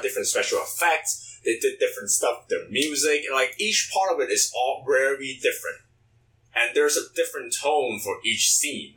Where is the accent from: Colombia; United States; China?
China; moved away; growing up in China